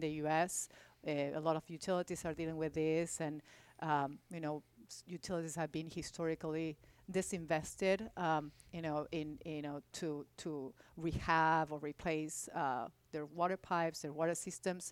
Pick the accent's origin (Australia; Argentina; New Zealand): Argentina; Buenos Aires; also born or lived in Louisville, Kentucky; now in Houston, United States; I grew up in Argentina, in Buenos Aires